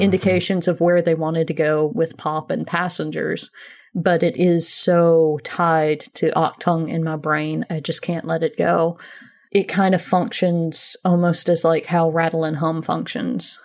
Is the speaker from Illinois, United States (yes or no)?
no; small town in Georgia, United States; moved away; also born or lived in Athens, Georgia; I'm not originally from Athens. I'm from a very, very, very small town several hours away